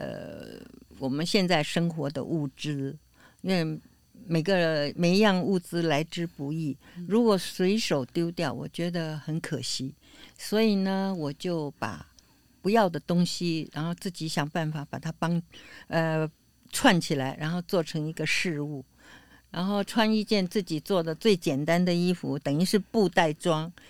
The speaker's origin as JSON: {"language": "Chinese", "region": "Beijing", "country": "China", "moved": "yes", "lives_now": "Taiwan", "said": "我是来自很远很远的地方，我是由北京来的，但是这个历史来的呃时间呢是在民国二十八年到的，所以呢我会讲台语。"}